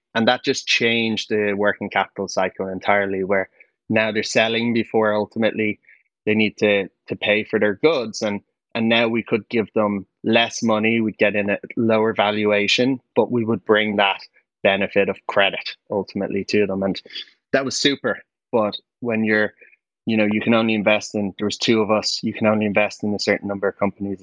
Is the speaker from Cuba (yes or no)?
no; Dublin, Leinster, Ireland; I grew up in Dublin